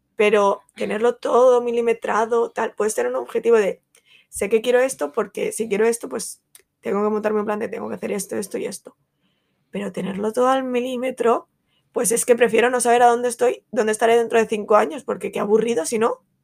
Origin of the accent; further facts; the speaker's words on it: Valencia, Valencian Community, Spain; como buena valenciana y fallera